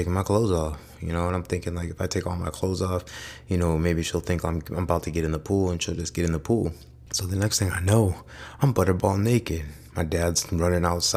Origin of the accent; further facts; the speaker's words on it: Amherst, Ohio, United States; I grew up in a, pretty decent house, Northeast Ohio. I grew up in Amherst